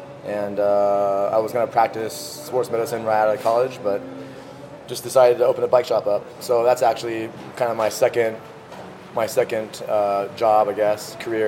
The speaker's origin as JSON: {"language": "English", "region": "California", "country": "United States", "tie": "born or raised there", "said": "Okay, I grew up in Northern California, near Napa Valley. I was born and raised in that area for about 18 years."}